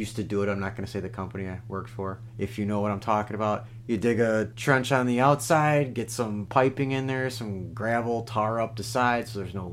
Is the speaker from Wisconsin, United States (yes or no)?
yes; Wisconsin, United States; I'm from Wisconsin